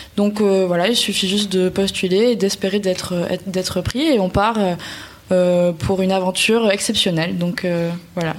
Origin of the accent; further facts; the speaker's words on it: France; quand on est français